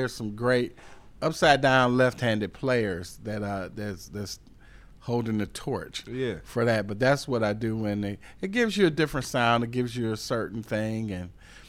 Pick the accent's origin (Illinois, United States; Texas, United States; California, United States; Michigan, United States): Michigan, United States; Detroit; born or raised there; now in Charlotte, United States